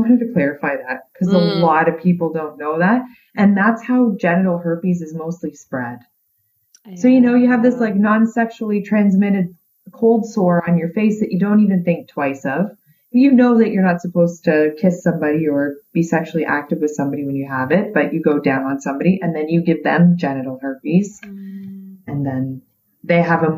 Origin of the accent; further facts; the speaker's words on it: Canada; I'm Canadian